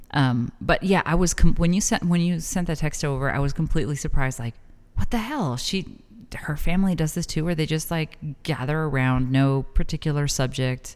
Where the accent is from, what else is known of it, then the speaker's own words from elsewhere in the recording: El Paso, Texas, United States; now in Las Cruces, United States; growing up in El Paso